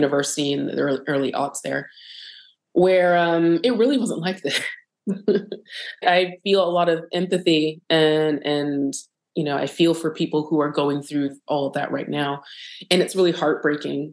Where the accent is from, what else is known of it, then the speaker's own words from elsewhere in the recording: Florida, United States; a lot of my family lives in Florida now. And obviously I'm from Florida